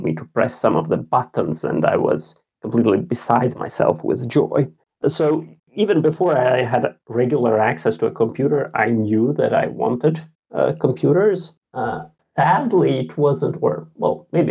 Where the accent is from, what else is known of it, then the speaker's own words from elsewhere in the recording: Riga, Latvia; English is a second language; moved away as an adult; now in Sweden; I grew up in Riga, the capital of Latvia.